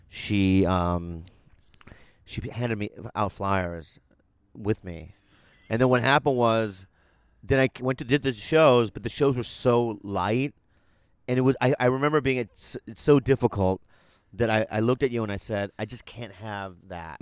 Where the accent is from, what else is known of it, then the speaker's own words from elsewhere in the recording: San Diego, California, United States; I grew up in San Diego